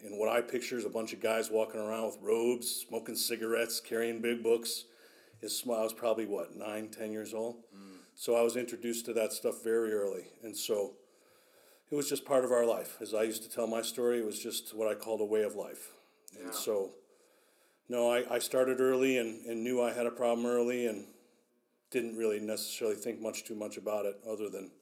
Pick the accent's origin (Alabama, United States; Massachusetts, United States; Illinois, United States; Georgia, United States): Illinois, United States; Chicago; I was born in Chicago